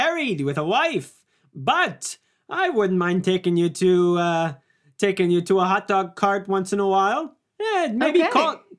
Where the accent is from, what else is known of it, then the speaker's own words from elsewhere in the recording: New York City, New York, United States; Well, I'm from New York City, so we're gonna go to a Broadway show